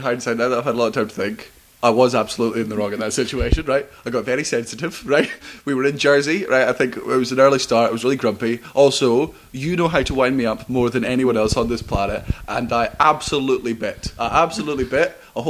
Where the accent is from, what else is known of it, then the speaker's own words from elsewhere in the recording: Kingston upon Thames, London, United Kingdom; born there; because I was born at Kingston upon Thames.